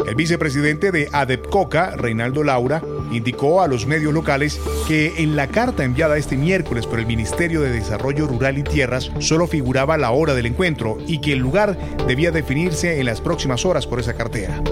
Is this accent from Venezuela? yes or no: no; Chile; nos uniera como chilenos